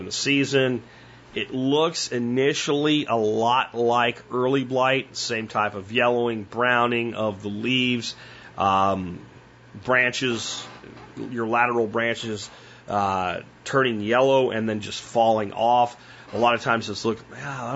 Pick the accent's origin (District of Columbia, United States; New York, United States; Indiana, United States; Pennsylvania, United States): Pennsylvania, United States; now in Texas, United States; I grew up in Pennsylvania where a lot of these things just weren't a problem